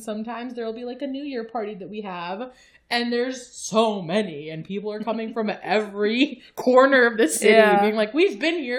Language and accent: English; Paveh, Kermanshah Province, Iran; born there; So I was born in Pawa, which is a region of Iranian-occupied Kurdistan. My family is originally Kurdish from Iraqi-occupied Kurdistan, but I wasn't born in the same area as my family because of war.